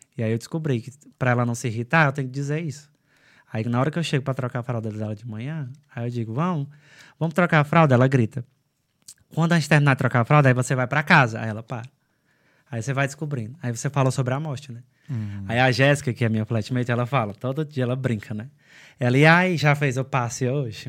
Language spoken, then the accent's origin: Portuguese; São Benedito, Ceará, Brazil; moved away as an adult; also born or lived in Quixadá; now in Ireland; São Benedito, que é a minha cidade